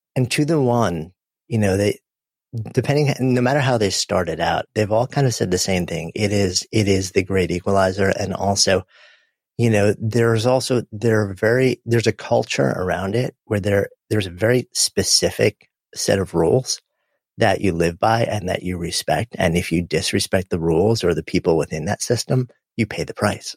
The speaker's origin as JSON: {"language": "English", "region": "New York", "country": "United States", "tie": "born or raised there", "said": "I grew up just outside of New York City"}